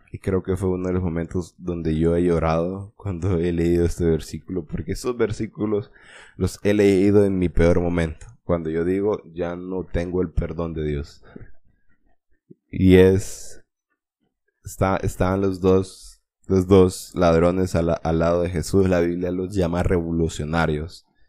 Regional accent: Honduras; como buen hondureño

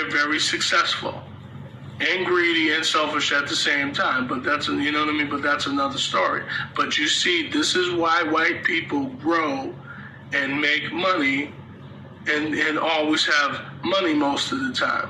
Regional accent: United States; us as American people

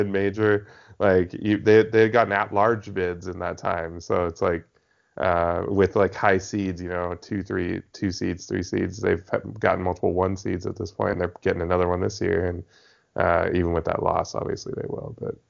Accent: Spokane, Washington, United States; I grew up in Spokane, a lot of, like, Gonzaga fans among Cougs

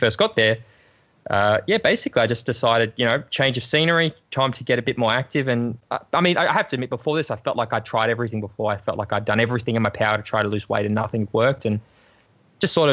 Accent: Australia; growing up in Australia.

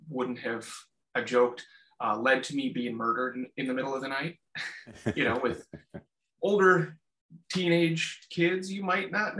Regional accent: Southeast Minnesota, United States; I grew up in Southeast Minnesota

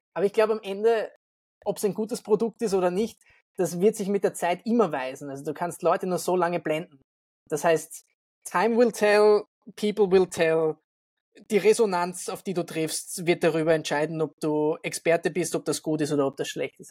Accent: Vienna, Austria; wo ich wohne oder wo ich herkomme, Wien

